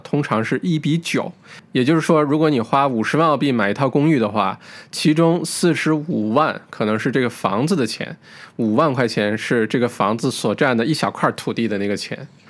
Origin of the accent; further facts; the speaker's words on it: China; 我们中国人